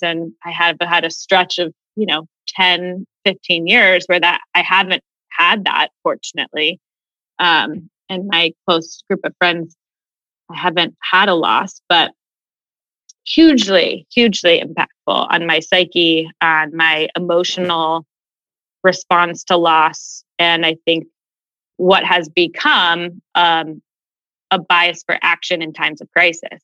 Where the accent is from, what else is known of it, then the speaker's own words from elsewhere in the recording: Westerville, Ohio, United States; Born and raised in Westerville, which is a suburb of Columbus